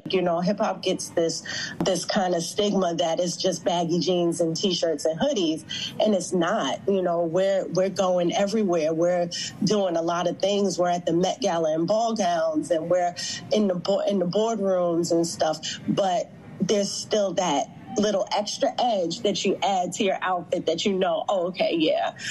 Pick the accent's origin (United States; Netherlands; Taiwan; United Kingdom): United States; New York City, New York; Brooklyn is where I'm born and raised. I grew up in Fort Greene.